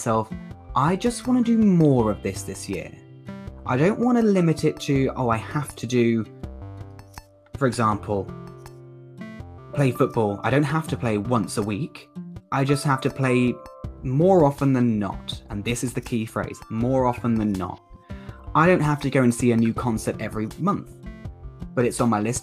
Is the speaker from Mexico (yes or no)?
no; United Kingdom; accent: southern; Me with my southern accent